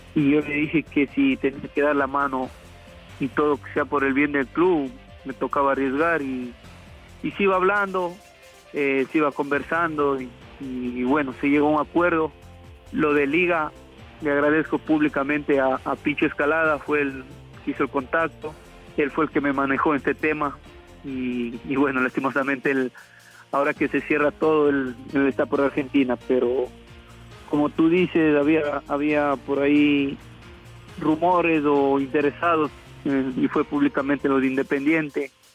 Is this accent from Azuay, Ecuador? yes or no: yes; reached via Cuenca, Azuay, Ecuador; moved away; yo volví a Cuenca para venir a mi pueblo